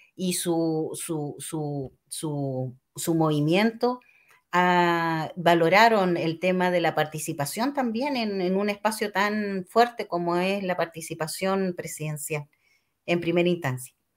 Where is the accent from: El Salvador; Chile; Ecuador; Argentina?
Chile; como chilenos